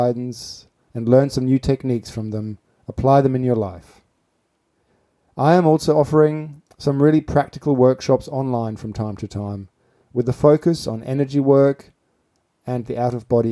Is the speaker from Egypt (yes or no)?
no; Gütersloh, North Rhine-Westphalia, Germany; now in Adelaide, Australia; I grew up in a town called Gütersloh